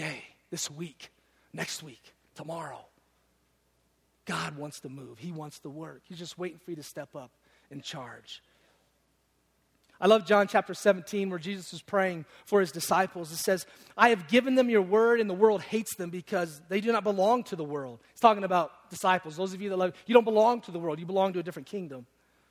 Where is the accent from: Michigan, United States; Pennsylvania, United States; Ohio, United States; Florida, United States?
Michigan, United States; Detroit; I'm from Detroit